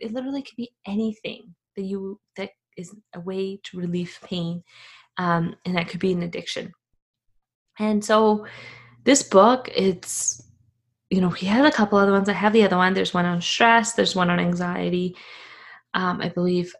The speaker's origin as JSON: {"language": "English", "country": "Afghanistan", "moved": "yes", "said": "I am from Afghanistan."}